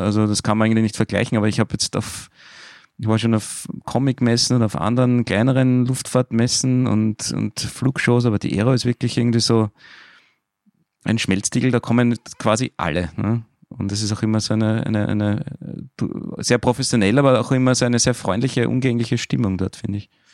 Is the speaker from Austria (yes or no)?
yes; Austria; bei uns in Österreich